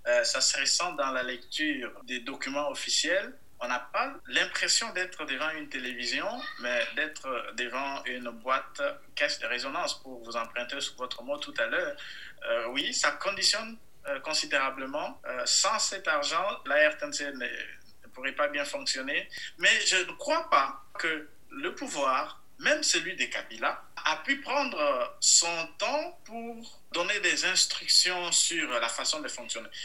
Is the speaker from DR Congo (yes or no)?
yes; DR Congo; je viens du Kassai, dans la même région du président.